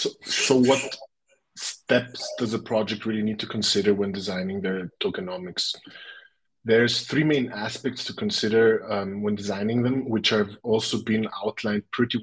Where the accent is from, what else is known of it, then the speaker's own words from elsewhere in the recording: Vienna, Austria; now in Zurich, Switzerland; born and raised in Vienna.